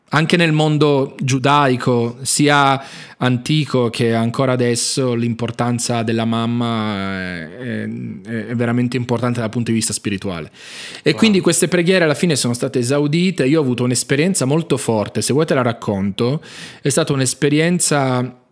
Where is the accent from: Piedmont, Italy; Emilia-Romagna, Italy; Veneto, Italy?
Piedmont, Italy; Turin; now in Jerusalem, Israel; si trasferirono poi con entrambe le famiglie al nord Italia, da dove sono nato poi io a Torino